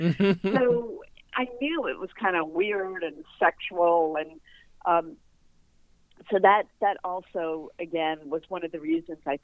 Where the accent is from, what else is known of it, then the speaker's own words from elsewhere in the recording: Newton, Massachusetts, United States; moved away as an adult; also born or lived in New York; I grew up in Newton, Massachusetts